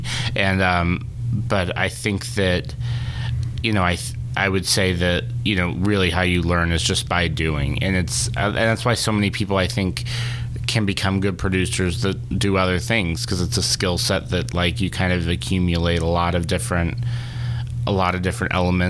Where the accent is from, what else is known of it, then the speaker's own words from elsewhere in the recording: Charlotte, North Carolina, United States; Charlotte, North Carolina.